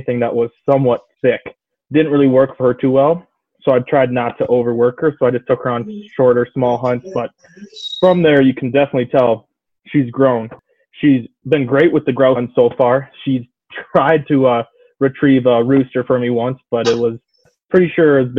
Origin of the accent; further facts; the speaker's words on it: Midwest, United States; we're both from the Midwest